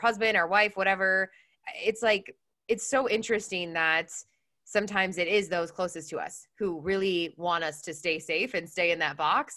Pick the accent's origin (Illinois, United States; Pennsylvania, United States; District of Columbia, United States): Illinois, United States; Chicago; moved away as an adult; now in San Diego, United States; I'm in San Diego. I'm originally from Chicago, but I moved to California a few years ago